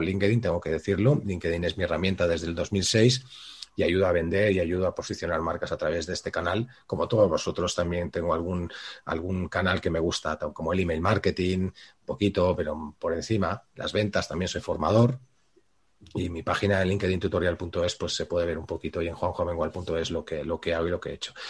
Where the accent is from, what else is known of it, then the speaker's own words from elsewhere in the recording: Balearic Islands, Spain; aquí en Baleares, que es de donde estoy, de donde soy y estoy